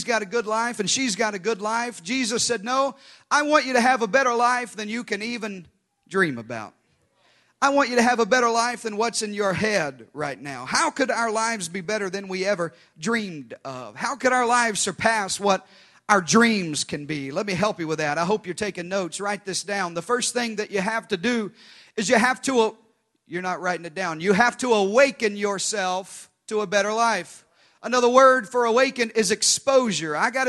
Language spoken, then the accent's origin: English; Arkansas, United States; we grew up in Arkansas, Pastor Josh